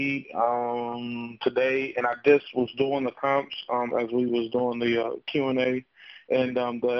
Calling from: Toledo, Ohio, United States; I'm also calling from Toledo, Ohio.

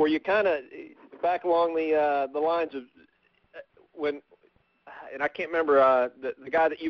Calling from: Oklahoma, United States; in Oklahoma.

